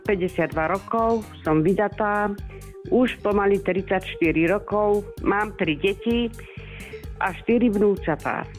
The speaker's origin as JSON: {"language": "Slovak", "town": "Bojnice", "region": "Trenčín Region", "country": "Slovakia", "said": "na diskotéky u nás v Bojniciach"}